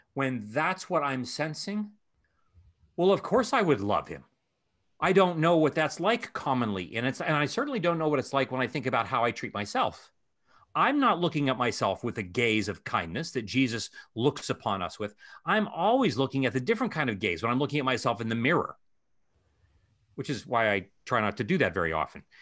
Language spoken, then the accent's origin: English; Ohio, United States; moved away; Columbus is the capital of my home state of Ohio.